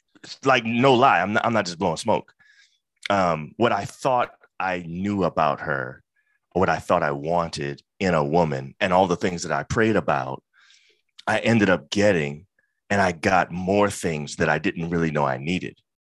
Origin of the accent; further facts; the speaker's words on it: Brooklyn, New York, United States; I'm from Brooklyn. You know what I'm saying? That's very important.